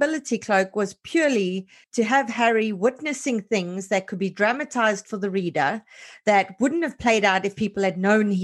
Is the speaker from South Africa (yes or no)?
yes; South Africa; as a South African